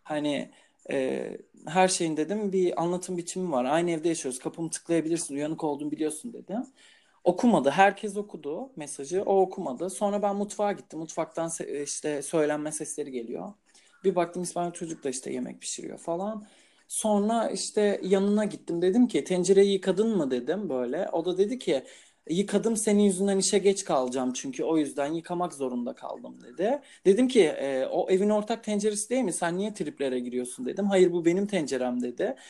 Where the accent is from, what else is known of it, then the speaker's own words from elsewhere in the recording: Turkey; moved away as an adult; now in Portugal; İnsanlar bana nereli olduğumu sorunca ben Türk diyorum.